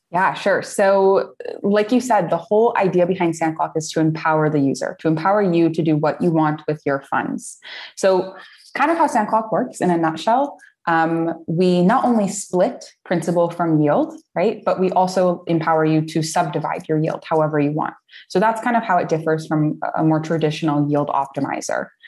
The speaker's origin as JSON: {"language": "English", "country": "United States", "moved": "as an adult", "lives_now": "Portugal", "said": "I'm American. I've been living here for uh, on and off for about five or six years now"}